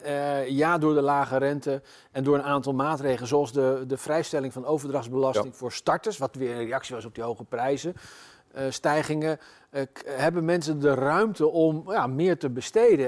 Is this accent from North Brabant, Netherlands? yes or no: no; Zutphen, Gelderland, Netherlands; in mijn geboortestad Zutphen